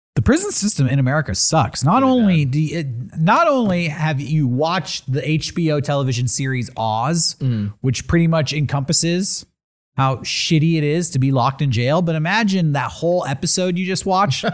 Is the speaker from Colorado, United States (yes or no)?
no; California, United States; I'm from California.